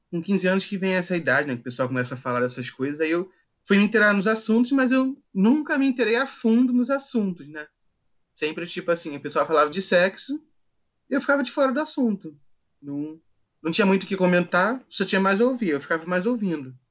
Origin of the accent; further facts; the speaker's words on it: Rio de Janeiro, Brazil; tenho 26, sou do Rio de Janeiro.